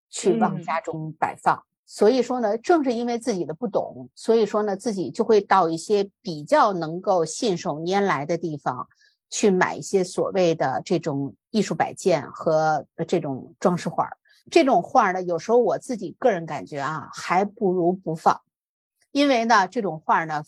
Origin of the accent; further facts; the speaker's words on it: China; 但是我们作为中国人来讲呢，这个是我们生活当中不能回避的事情